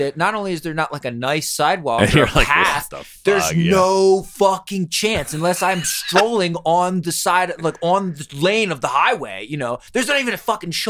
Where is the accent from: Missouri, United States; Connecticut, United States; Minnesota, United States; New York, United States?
New York, United States; you know, again, I'm like, I'm a New Yorker.